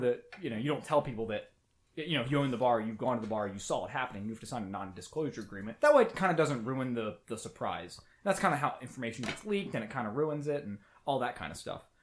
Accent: United States; I'm from America

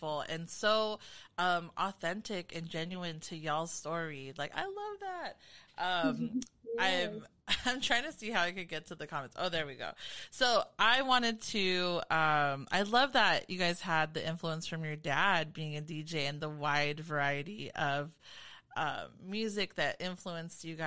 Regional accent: Long Beach, California, United States; I'm from SoCal, specifically from the Carson, Long Beach area.

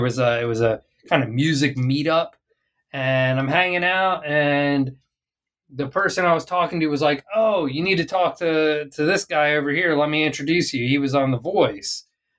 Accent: Arlington, Texas, United States; it came to my hometown. So Arlington, Texas is the place kind of in the Dallas-Fort Worth Metroplex

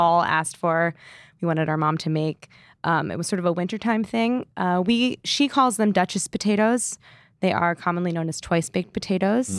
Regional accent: St. Louis, Missouri, United States; growing up in Saint Louis, it was canned clams and clam juice

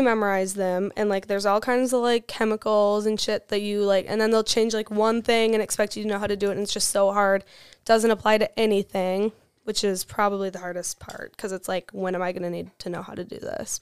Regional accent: West Salem, Wisconsin, United States; I'm from West Salem. It's right next to La Crosse.

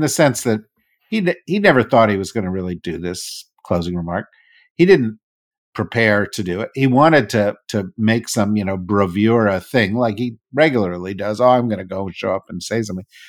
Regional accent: New Jersey, United States; I'm from New Jersey. I don't say that stuff

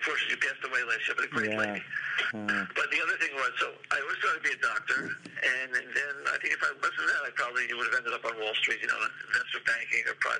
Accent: Great Neck, New York, United States; I grew up in Great Neck.

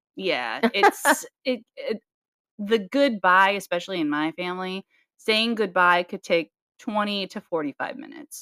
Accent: Nebraska, United States; we're we're from Nebraska

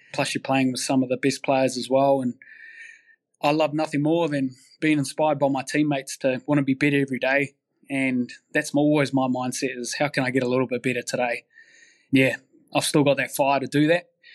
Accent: Manawatū-Whanganui, New Zealand; I grew up in Manawatu, which is in the Hurricane region

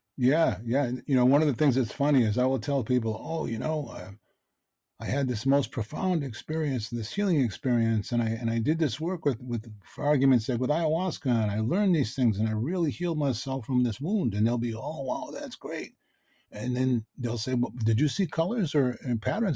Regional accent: Boston, Massachusetts, United States; I grew up in Dorchester. It's a tough neighborhood in Boston

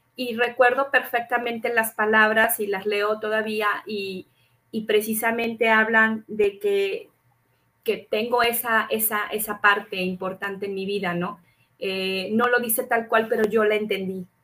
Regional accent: Durango, Mexico; also born or lived in Mexico City; tuvimos que mudarnos precisamente de la Ciudad de México a Durango

